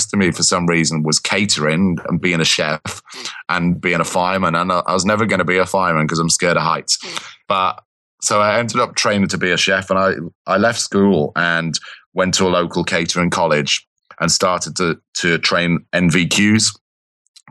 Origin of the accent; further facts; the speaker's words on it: Liverpool, North West England, United Kingdom; moved away as an adult; now in London, United Kingdom; I grew up in Liverpool, kind of that. So born and bred, kind of.